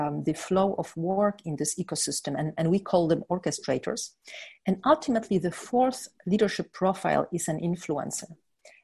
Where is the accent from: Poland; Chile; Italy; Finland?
Poland; I was born in Poland and under communist time